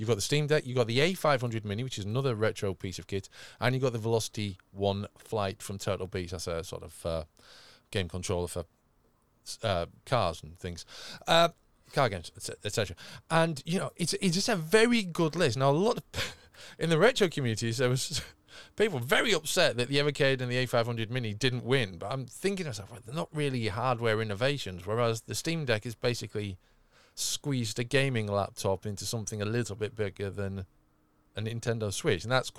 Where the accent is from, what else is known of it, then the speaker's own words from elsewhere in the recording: England, United Kingdom; accent: northern; didn't actually sound that much like me because I'm quite northern. And admittedly, I do adjust my accent slightly for these purposes